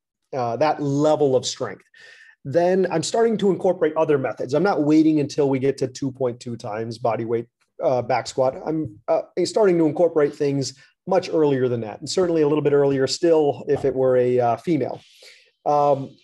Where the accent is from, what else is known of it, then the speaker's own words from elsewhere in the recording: United States; as an American